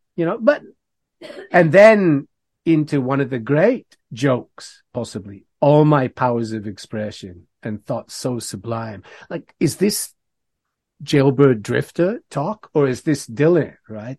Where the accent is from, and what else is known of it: Canada